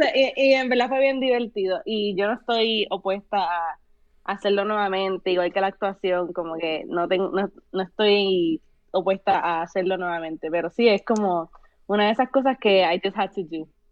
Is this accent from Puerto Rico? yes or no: yes; Puerto Rico; first language Spanish; moved away as an adult; also born or lived in Colorado / San Francisco Bay Area; now in San Francisco, United States; esa fue mi niñez en Puerto Rico y, pues yo tuve la niñez completa en Puerto Rico